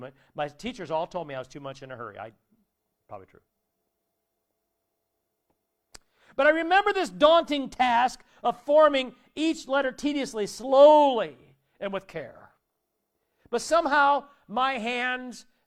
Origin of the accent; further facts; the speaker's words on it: Warsaw, Indiana, United States; also born or lived in South Bend, Indiana; we moved from South Bend to Warsaw, but both sets of grandparents were still in town